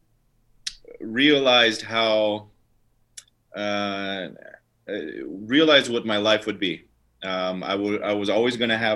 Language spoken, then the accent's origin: English; Orange County, California, United States; I'm from Orange County